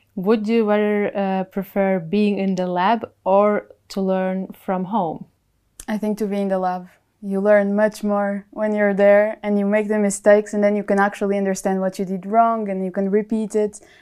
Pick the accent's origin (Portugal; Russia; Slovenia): Portugal; moved away as an adult; also born or lived in Germany; now in Munich, Germany; I'm from Portugal, and um, I'm here in Germany studying my master's degree